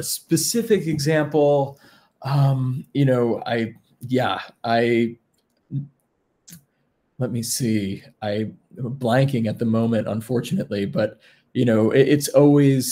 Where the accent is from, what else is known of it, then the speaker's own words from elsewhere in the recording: around Bard, New York, United States; I grew up around Bard, and I already had been kind of involved in some music classes as not being a student, and I really liked the environment. And being from New York